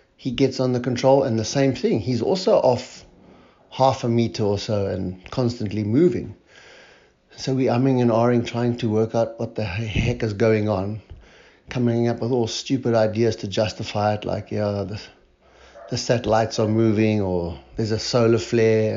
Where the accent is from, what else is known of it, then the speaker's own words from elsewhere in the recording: Cape Town, Western Cape, South Africa; I'm from Cape Town, South Africa